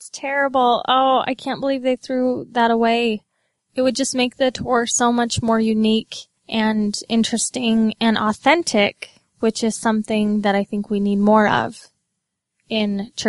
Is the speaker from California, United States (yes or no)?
no; Utah, United States; growing up in Utah